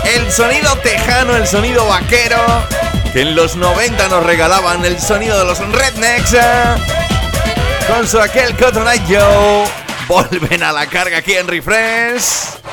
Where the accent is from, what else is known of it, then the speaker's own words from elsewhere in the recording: Andalusia, Spain; yo soy más andaluz que la peceta